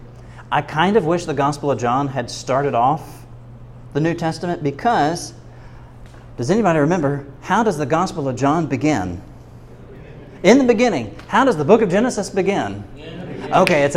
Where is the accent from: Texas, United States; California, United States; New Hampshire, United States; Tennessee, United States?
Tennessee, United States; I'm from Tennessee